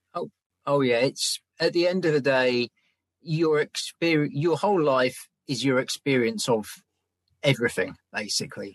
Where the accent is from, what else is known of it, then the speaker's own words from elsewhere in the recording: England, United Kingdom; I'm English